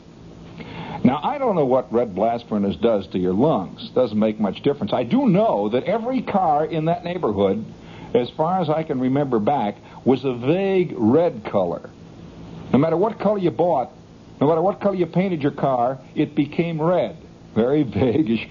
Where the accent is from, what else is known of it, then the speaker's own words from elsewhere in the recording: just outside of Chicago, Illinois, United States; moved away; I grew up just outside of Chicago, you know, and in Chicago, just outside, it's kind of a suburb.